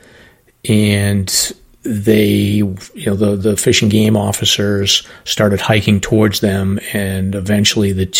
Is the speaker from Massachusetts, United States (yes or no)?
yes; Massachusetts, United States; Massachusetts, so my home state.